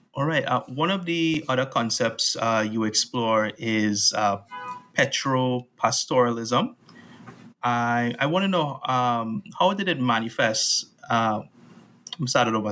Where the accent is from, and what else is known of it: Trinidad & Tobago; born or raised there